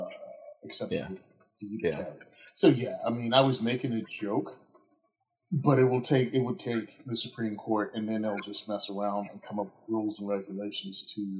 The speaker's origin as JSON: {"language": "English", "region": "Virginia", "country": "United States", "tie": "born or raised there", "moved": "yes", "said": "being born and raised in Virginia and moving up here"}